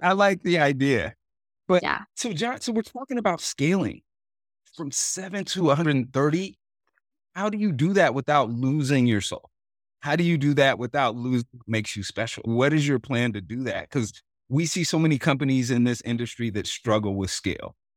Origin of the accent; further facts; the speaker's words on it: Oregon, United States; I grew up in Oregon